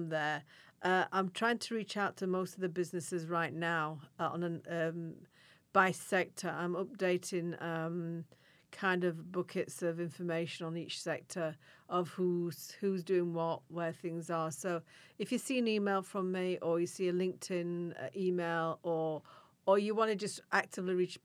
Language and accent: English; Yorkshire and the Humber, United Kingdom; moved away; in Yorkshire, which is the region I come from